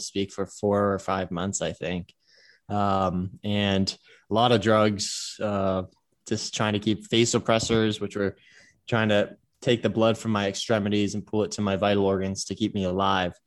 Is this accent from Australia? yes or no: no; Cleveland, Ohio, United States; moved away as an adult; also born or lived in Pasadena, California; now in Hawaii, United States; I began kindergarten in Cleveland and grew up in Cleveland, uh, Shaker Heights, Ohio